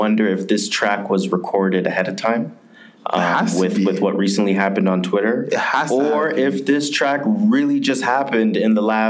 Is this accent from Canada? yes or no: no; Jamaica; I'm Jamaican, so I'm gonna go to that MAGA.